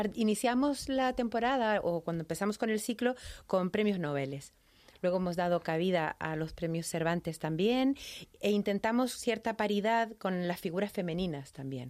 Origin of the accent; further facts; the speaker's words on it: Chile; accent: latino; now in Madrid, Spain; soy chilena, pero además soy de la ciudad donde nace Pablo Neruda